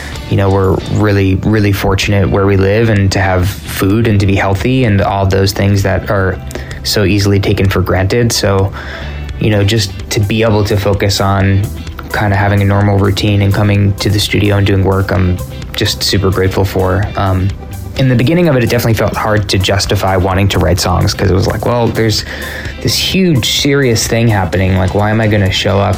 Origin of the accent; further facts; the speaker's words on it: California, United States; we are from California